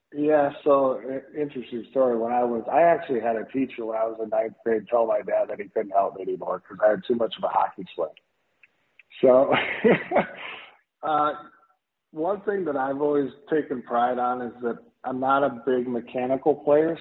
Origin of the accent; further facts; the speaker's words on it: Minnesota, United States; I grew up in Minnesota, you know, so we played hockey all the time.